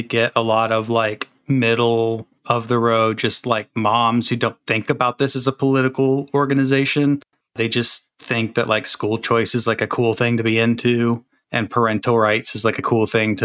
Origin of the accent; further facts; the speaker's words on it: Florida, United States; I grew up in Florida